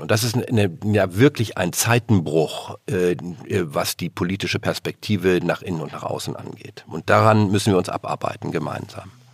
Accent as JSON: {"language": "German", "country": "Germany", "said": "als Deutsche"}